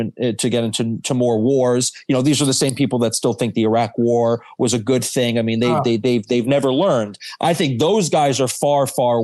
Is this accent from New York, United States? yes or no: yes; New York, United States; growing up in New York